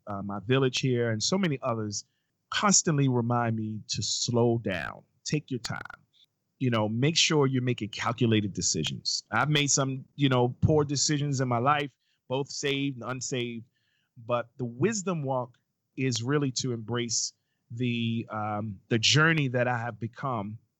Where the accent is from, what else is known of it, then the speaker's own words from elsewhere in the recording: New York City, New York, United States; moved away as an adult; now in Baltimore, United States; in my neighborhood growing up in Brooklyn, New York